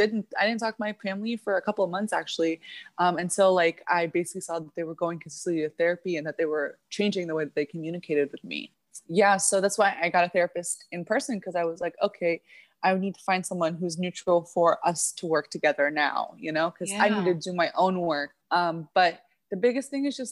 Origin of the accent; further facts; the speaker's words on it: Midwest, United States; also born or lived in Egypt / Middle East; now in South Florida, United States; I was born in the Middle East, but I was raised in the Midwest